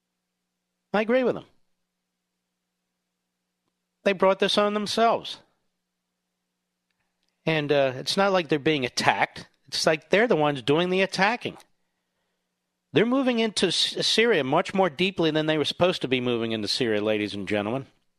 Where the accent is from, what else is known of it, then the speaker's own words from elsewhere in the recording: Cheltenham, Pennsylvania, United States; Okay, I grew up in Cheltenham, right next door.